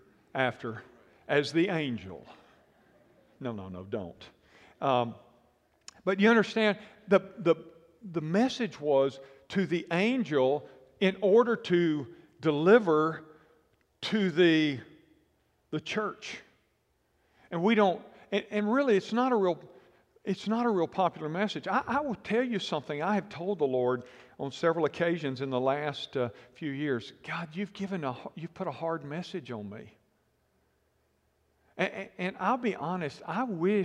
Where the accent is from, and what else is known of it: United States